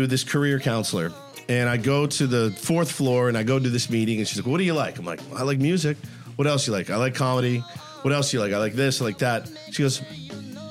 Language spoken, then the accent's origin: English; Texas, United States; moved away as an adult; now in San Diego, United States; So I'm from Texas originally